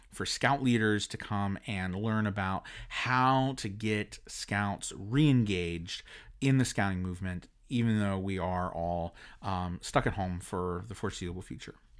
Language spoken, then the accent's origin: English; United States; as an American